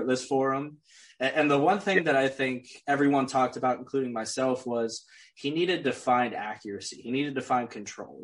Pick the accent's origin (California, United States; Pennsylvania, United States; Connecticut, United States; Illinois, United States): Pennsylvania, United States; Pittsburgh; I'm from Pittsburgh, man. I'm homegrown Pittsburgh